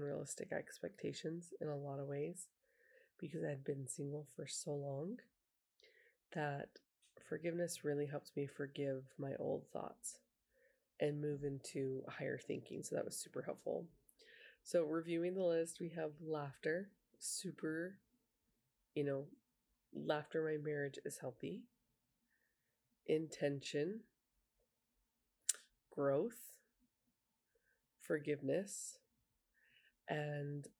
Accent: Utah, United States; I grew up in Utah, and that's pretty big for hunting

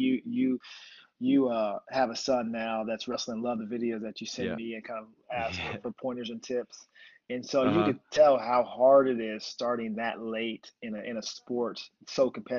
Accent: Pensacola, Florida, United States; born there; So I was born in Pensacola, Florida.

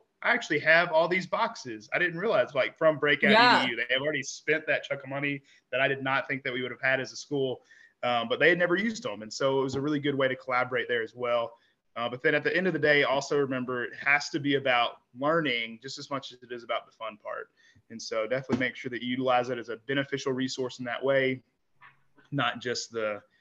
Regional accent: Kentucky, United States; I'm from Kentucky

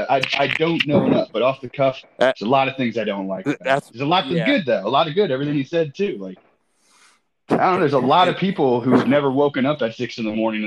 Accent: United States; I was born in the United States

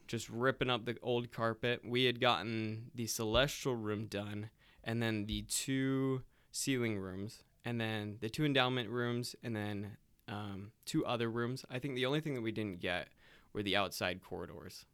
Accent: South Carolina, United States; now in Utah, United States; I'm originally from South Carolina

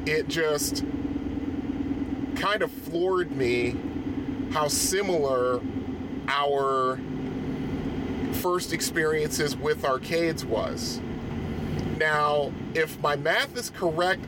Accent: Bridgeport, Connecticut, United States; I grew up in Bridgeport, Connecticut, which is I think is the most populous city in Connecticut

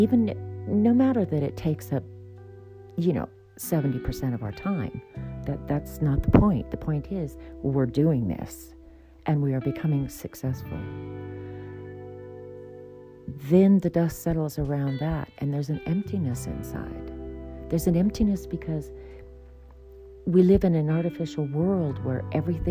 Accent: United States

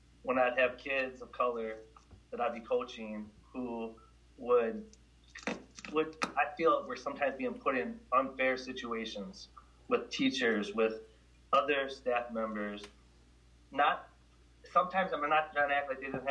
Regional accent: Milwaukee, Wisconsin, United States; growing up in Milwaukee

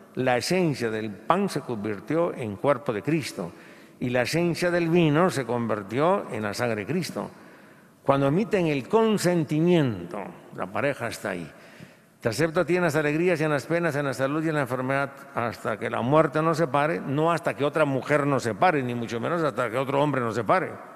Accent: Guatemala; a nosotros no nos han acostumbrado, como latinoamericanos y un poco, y, y como guatemaltecos

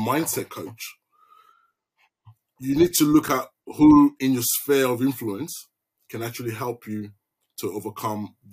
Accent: London, United Kingdom; moved away as an adult; now in Melbourne, Australia; I'm from East London

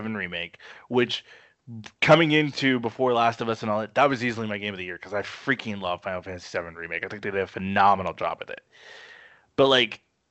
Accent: St. Joseph, Missouri, United States; I grew up in St. Joe, Missouri

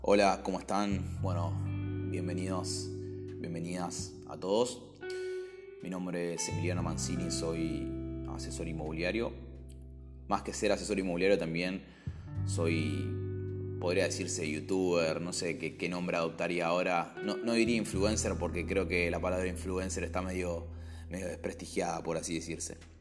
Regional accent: Buenos Aires, Argentina; also born or lived in Recoleta, Buenos Aires; me crié toda mi vida en el barrio de Montserrat

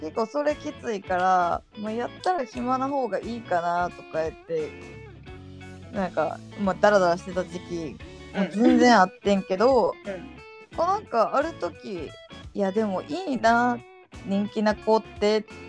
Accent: Kansai, Japan; accent: Kansai-ben; 関西弁は絶対に喋らんかった

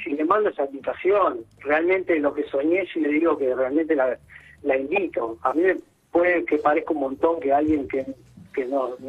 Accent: Uruguay; now in New York, United States; Eh, verano del 2020, eh, yo soy de Uruguay, conozco una chica en Rocha, yo estaba trabajando, haciendo temporada

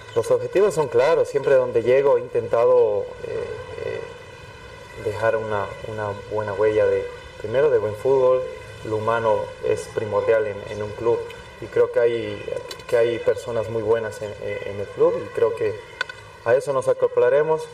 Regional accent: Cochabamba, Bolivia; soy cochabambino

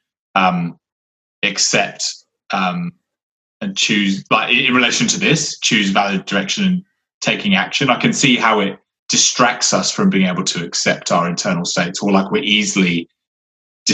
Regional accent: Somerset, South West England, United Kingdom; moved away; living in nature, you know, where we grew up in Somerset.

